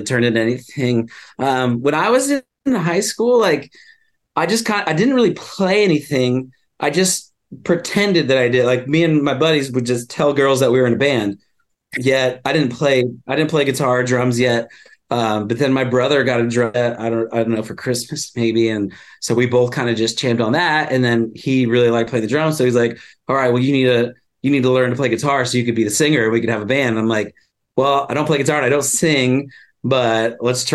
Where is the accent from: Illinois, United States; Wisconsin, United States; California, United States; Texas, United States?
Texas, United States; Flower Mound; also born or lived in Florida; now in Los Angeles, United States; I'm from like a little town called Flower Mound, about 45 okay. minutes outside Dallas. And then I moved to LA like in right around like 2000, 2001